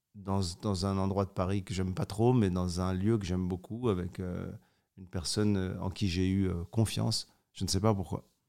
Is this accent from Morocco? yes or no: yes; Morocco; Je suis né au Maroc.